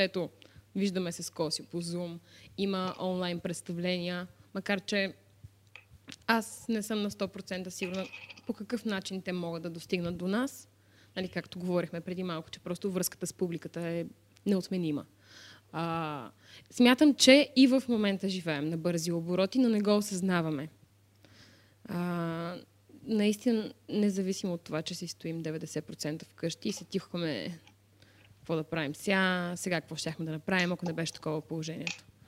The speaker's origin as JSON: {"language": "Bulgarian", "town": "Varna", "region": "Varna Province", "country": "Bulgaria", "said": "аз съм от Варна"}